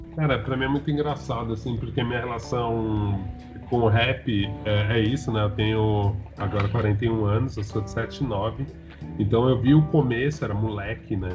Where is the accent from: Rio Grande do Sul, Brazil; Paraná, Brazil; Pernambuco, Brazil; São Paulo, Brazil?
São Paulo, Brazil; eu sou de São Paulo